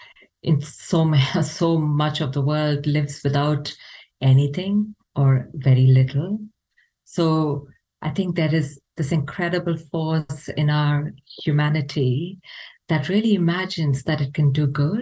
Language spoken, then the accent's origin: English; Bengaluru, Karnataka, India; moved away as an adult; now in Ireland; growing up where I grew up in India